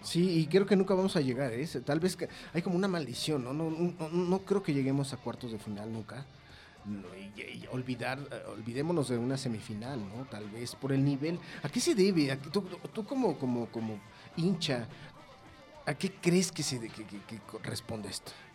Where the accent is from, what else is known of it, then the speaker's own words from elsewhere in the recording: Mexico; nosotros como mexicanos